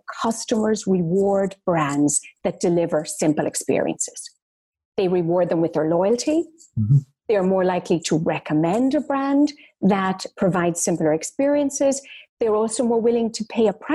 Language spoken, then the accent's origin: English; Ireland; I'm Irish. Mm-hmm. Well, I grew up very modestly in Ireland